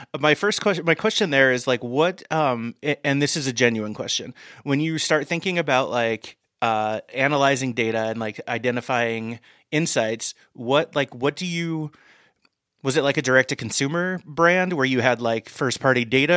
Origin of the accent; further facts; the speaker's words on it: Indiana, United States; I grew up in a town of six hundred people in Indiana